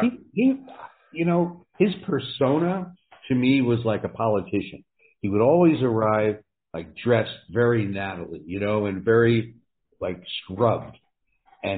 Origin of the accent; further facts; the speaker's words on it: New Jersey, United States; I grew up in New Jersey and went to college